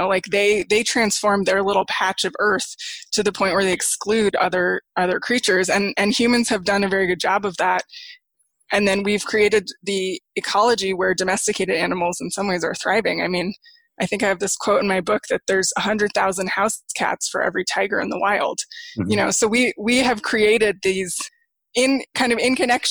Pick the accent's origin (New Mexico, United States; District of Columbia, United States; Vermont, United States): New Mexico, United States; Santa Fe; I grew up in Santa Fe, New Mexico, which is a tourist town